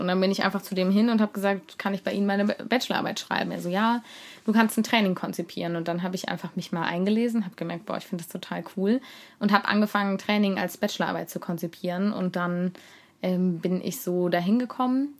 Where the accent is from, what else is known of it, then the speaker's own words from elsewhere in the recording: Cologne, North Rhine-Westphalia, Germany; ich komme aus Köln